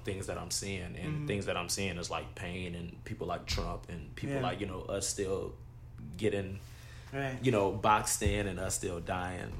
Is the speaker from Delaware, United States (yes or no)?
no; Texas, United States; growing up in Texas, it was just, from high school, I was in the suburbs